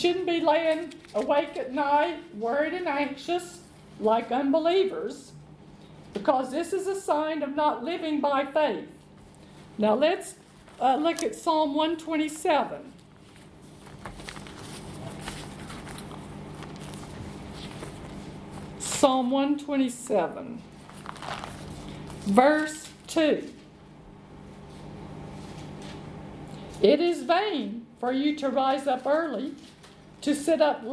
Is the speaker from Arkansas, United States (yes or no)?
yes; Arkansas, United States; they have a country home in Arkansas, where I'm from